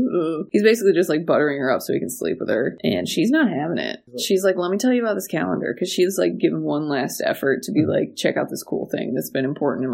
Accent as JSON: {"language": "English", "region": "West Virginia", "country": "United States", "said": "I'm from West Virginia"}